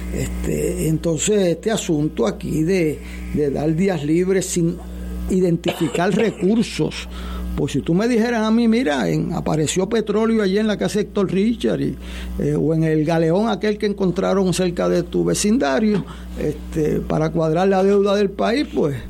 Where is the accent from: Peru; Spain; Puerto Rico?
Puerto Rico; como puertorriqueño